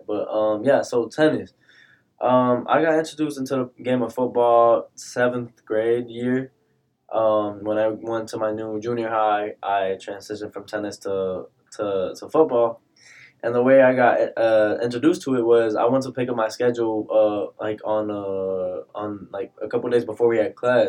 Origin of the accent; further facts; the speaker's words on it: Odessa, Texas, United States; also born or lived in Houston; Like before I was from H Town, I'm like I was from Odessa, and Odessa gets cold. It's like a desert.